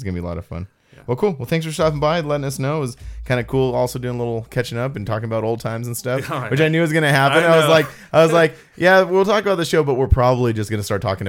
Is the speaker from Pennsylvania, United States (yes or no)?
no; California, United States; growing up in Southern California, seeing them in different places, like that's part of my fabric of who I am.